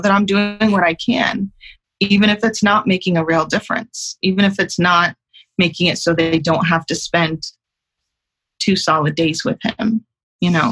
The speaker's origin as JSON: {"language": "English", "region": "Utah", "country": "United States", "tie": "born or raised there", "said": "I was living in my hometown in Utah"}